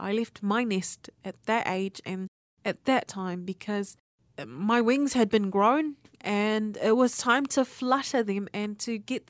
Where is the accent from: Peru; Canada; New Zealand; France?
New Zealand; born there; also born or lived in Apia, Samoa; Yeah, I was born here in New Zealand, and then I ended up going to the islands of Samoa. The island of Samoa. I was in Oporu on Apia.